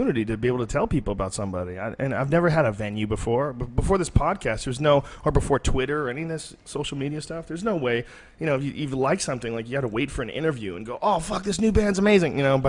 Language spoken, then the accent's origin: English; Boston, Massachusetts, United States; also born or lived in New Jersey; now in Austin, Texas, United States; I was born in New Jersey, and I grew up mostly in Boston.